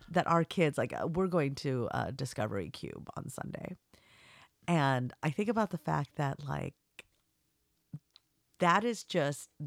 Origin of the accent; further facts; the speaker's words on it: Laramie, Wyoming, United States; I grew up in Laramie, Wyoming, and we would make the trip down to Denver